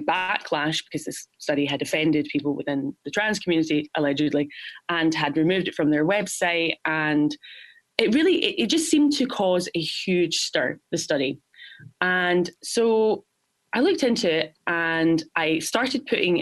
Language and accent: English; Glasgow, Scotland, United Kingdom; now in New York, United States; I'm from Glasgow, Scotland.